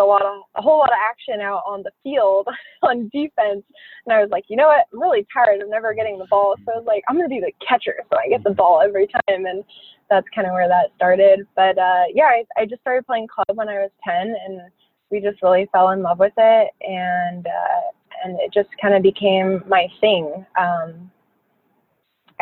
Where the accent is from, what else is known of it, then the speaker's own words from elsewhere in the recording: Phoenix, Arizona, United States; I grew up in Phoenix